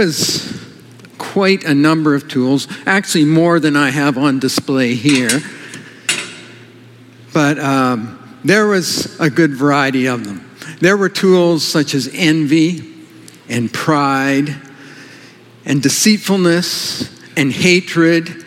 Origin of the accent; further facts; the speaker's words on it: Kelowna, British Columbia, Canada; moved away; also born or lived in California; I grew up in Kelowna, some of you know that, and I lived in California